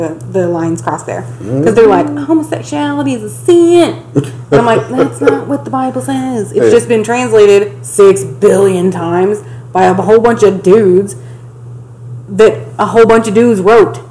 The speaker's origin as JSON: {"language": "English", "region": "the South", "country": "United States", "said": "We're from the South"}